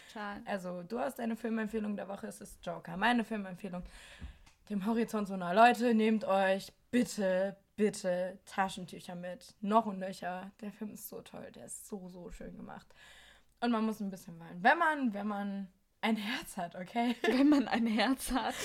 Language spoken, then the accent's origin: German; Germany; moved away as an adult; now in Berlin, Germany; meine Heimatstadt